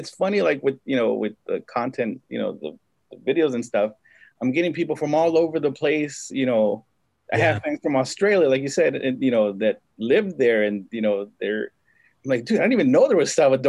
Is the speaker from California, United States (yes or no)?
yes; Compton, California, United States; I grew up in Compton, most of my life.